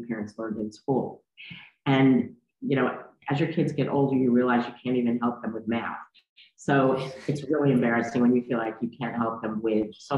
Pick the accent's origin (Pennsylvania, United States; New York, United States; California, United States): New York, United States; New York City; I am a white Jewish woman who grew up in New York City. I still live here.